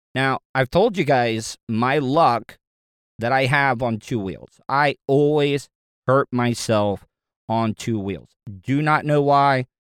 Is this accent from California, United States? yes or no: no; Florida, United States; growing up in Florida, I know how to swim